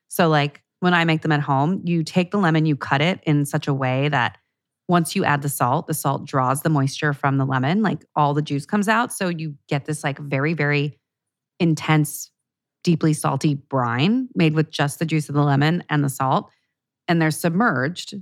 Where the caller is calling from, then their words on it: Vancouver Island, British Columbia, Canada; I'm calling from Vancouver Island in Canada.